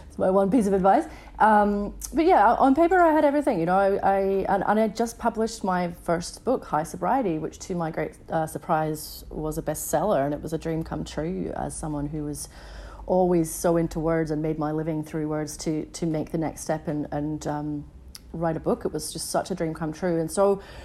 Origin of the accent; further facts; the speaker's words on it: Edinburgh, Scotland, United Kingdom; now in Melbourne, Australia; as a teenager when I was 16, growing up in Edinburgh in Scotland